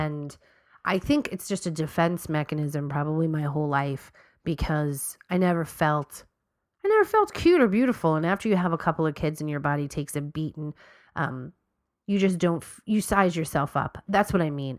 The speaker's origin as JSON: {"language": "English", "region": "New York", "country": "United States", "said": "we're from New York"}